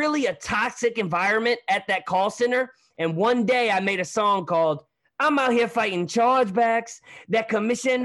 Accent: Hazelwood, Missouri, United States; also born or lived in Hollywood, California; I'm from St. Louis, but a little town called Hazelwood

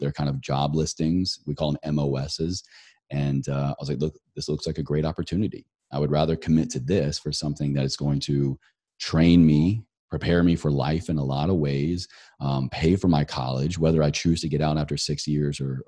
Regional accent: Roanoke, Virginia, United States; my hometown of Roanoke, Virginia.

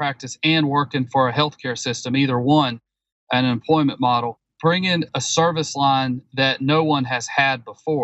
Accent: the Carolinas, United States; Growing up in the Carolinas

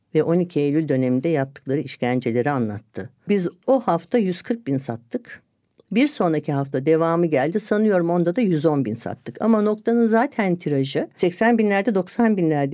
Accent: Ankara, Turkey; born or raised there; moved away as an adult

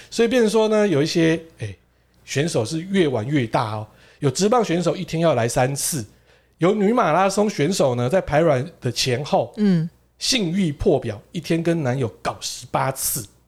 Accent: Japan; 我们日本人

